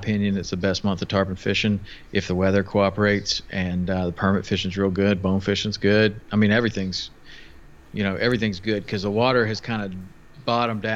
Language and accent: English; Tennessee, United States; moved away as an adult; also born or lived in Jackson, Wyoming; I grew up in Tennessee